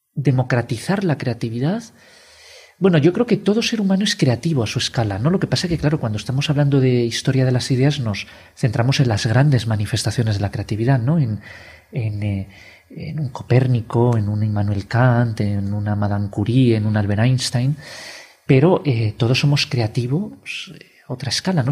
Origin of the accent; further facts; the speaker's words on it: Spain; como somos españoles